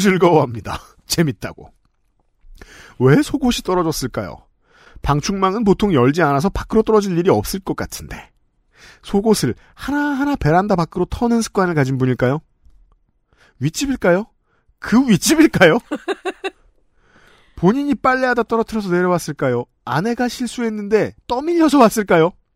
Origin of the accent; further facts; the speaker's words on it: South Korea; 평생 한국에 산 사람으로서